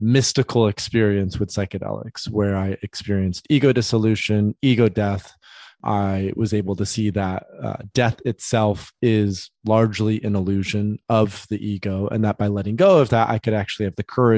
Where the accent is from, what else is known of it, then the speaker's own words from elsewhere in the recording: Grand Rapids, Michigan, United States; I grew up in West Michigan, in a place called Grand Rapids